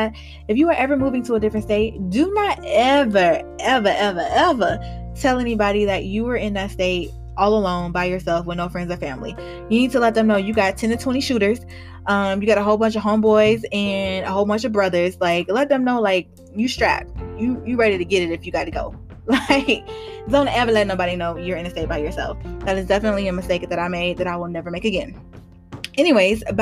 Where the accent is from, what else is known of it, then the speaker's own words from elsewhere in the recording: Georgia, United States; moved away as an adult; also born or lived in Charlotte, North Carolina; I love Georgia, grew up here, went to college here